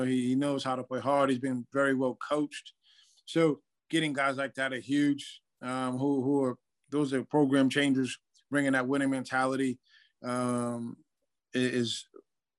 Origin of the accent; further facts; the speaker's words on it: Lynn, Massachusetts, United States; Growing up in New England and playing in New England prep school